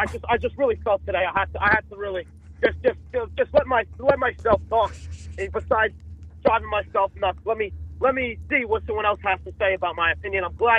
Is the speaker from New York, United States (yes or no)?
yes; New York City, New York, United States; I'm from the East Bronx.